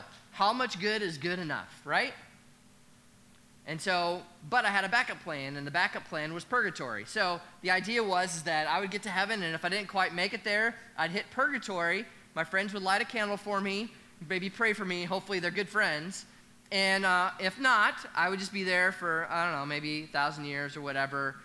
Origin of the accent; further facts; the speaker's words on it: Nebraska, United States; I'm actually from Nebraska